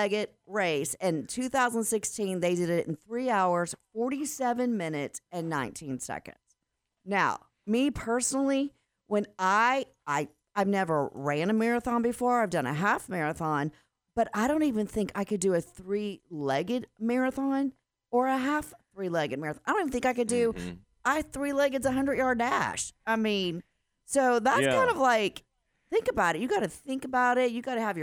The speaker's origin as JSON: {"language": "English", "town": "Dallas", "region": "Texas", "country": "United States", "tie": "born or raised there", "said": "I grew up in North Dallas."}